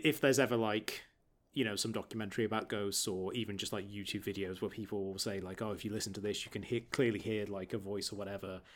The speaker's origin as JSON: {"language": "English", "town": "Market Bosworth", "region": "East Midlands", "country": "United Kingdom", "tie": "born or raised there", "said": "Growing up in Market Bosworth in Leicestershire"}